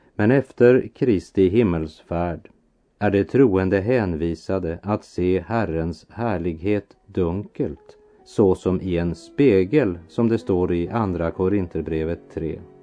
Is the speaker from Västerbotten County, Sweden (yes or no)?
yes; Västerbotten County, Sweden; min barndom i Västerbotten